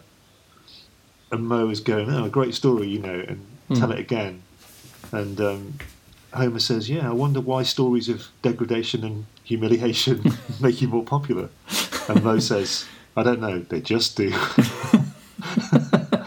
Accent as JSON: {"language": "English", "country": "United Kingdom", "said": "we're British, British men"}